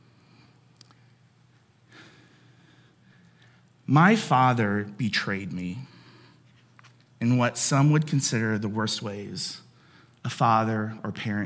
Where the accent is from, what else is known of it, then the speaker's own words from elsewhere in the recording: Cincinnati, Ohio, United States; I grew up in Cincinnati